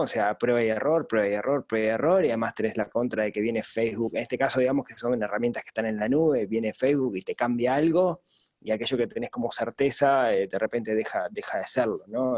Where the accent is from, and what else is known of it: Uruguay